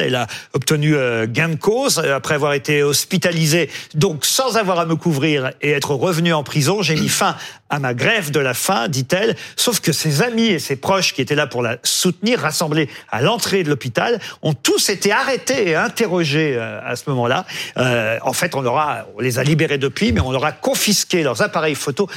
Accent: France; chez nous en France

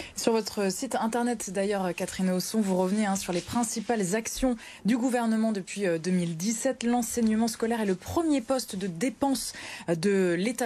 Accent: Nord-Pas-de-Calais, Hauts-de-France, France; ici chez nous dans le Nord-Pas-de-Calais

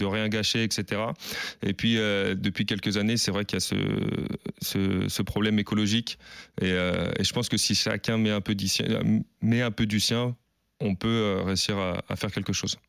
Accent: Paris, Île-de-France, France; moved away as an adult; also born or lived in Bern / Amiens; revenir en région parisienne parce que je suis parisien de base

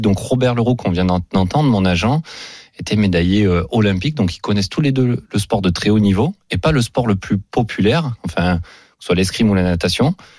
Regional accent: Aubagne, Provence-Alpes-Côte d'Azur, France; c'est ma ville natale

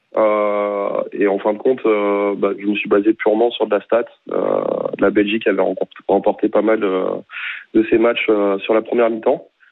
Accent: France; on est français

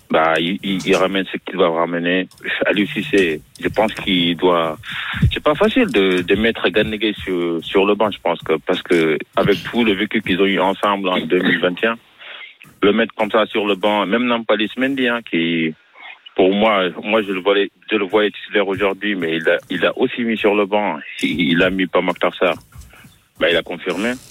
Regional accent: Marseille, Provence-Alpes-Côte d'Azur, France; Moi, je suis Marseillais.

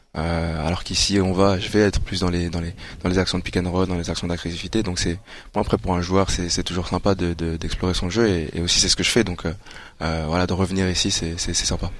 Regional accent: Rwanda; moi je suis rwandais

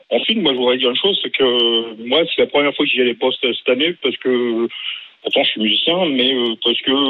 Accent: France; also born or lived in Vendôme; je suis français

